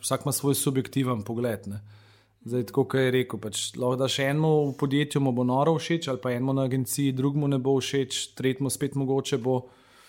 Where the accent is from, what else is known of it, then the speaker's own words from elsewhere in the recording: Slovenia; Slovenci smo